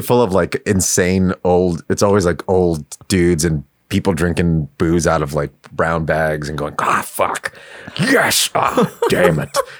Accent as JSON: {"language": "English", "town": "New York City", "region": "New York", "country": "United States", "tie": "born or raised there", "said": "I grew up in Queens. Um, I lived okay. in, in yeah in Astoria, pretty much uh, until I was like 14."}